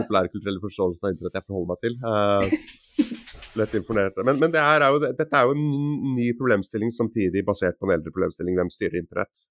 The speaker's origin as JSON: {"language": "Norwegian", "town": "Grimstad", "region": "Agder", "country": "Norway", "tie": "born or raised there", "also_born_or_lived": "Oslo", "said": "jeg er født i Oslo, men oppvokst på Fevik utenfor Grimstad"}